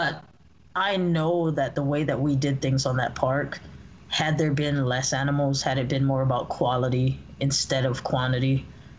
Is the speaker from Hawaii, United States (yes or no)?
yes; Hawaii, United States; now in California, United States; I was born and raised in Hawaii.